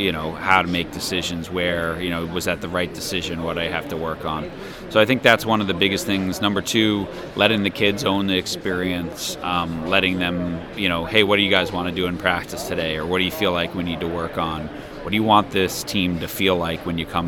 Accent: United States; growing up in America

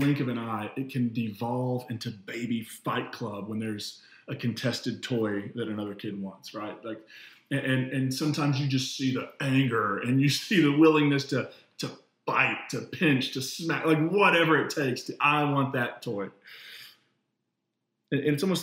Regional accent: United States; as an American citizen

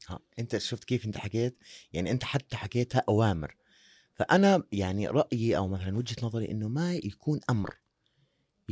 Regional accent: Jordan; احنا بنحكيها عندنا بالاردن

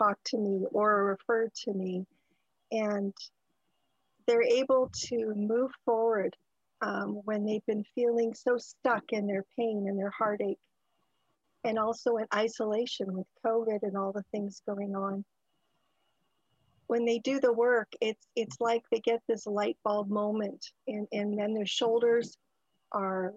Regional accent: Canada; I was born in Canada, an only child

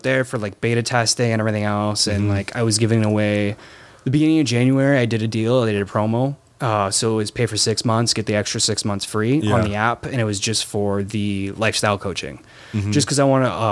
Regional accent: Windsor, Ontario, Canada; moved away; I grew up in Windsor

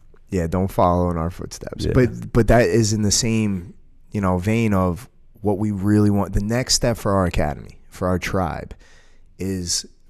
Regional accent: United States; You know, I'm an American, but I will say this: it's the same thing that we do here.

